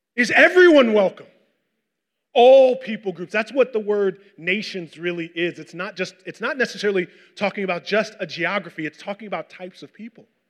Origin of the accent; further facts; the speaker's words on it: Westchester, New York, United States; I grew up in Westchester